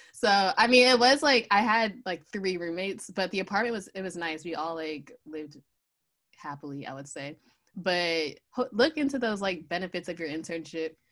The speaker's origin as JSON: {"language": "English", "region": "Pennsylvania", "country": "United States", "also_born_or_lived": "Virginia", "moved": "as an adult", "said": "I'm originally from Pennsylvania, so I had to move down to Virginia."}